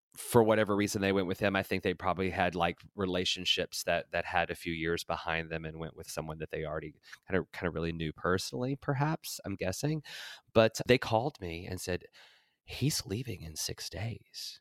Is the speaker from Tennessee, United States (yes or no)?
yes; Tennessee, United States; moved away as an adult; also born or lived in Los Angeles; this white trash kid from Tennessee